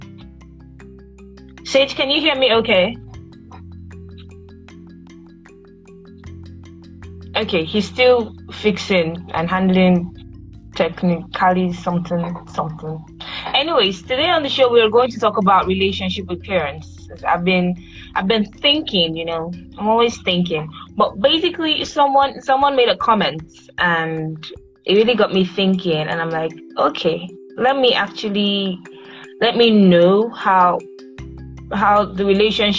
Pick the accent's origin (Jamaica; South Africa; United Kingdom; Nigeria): Nigeria; I'm a Nigerian, a proud one